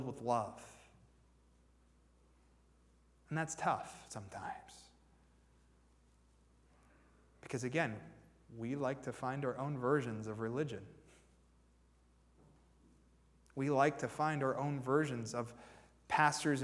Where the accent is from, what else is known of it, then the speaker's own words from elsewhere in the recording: Warren, Pennsylvania, United States; moved away as an adult; also born or lived in Nashville, Tennessee; I'm originally from Warren, Pennsylvania